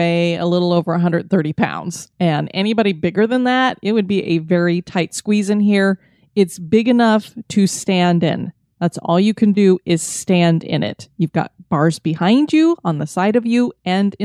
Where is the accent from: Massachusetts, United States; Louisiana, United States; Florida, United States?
Florida, United States; I am from Florida